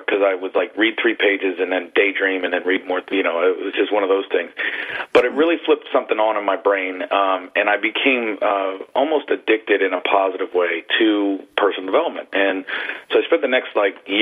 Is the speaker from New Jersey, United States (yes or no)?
yes; Trenton, New Jersey, United States; I grew up on the East Coast, Trenton, New Jersey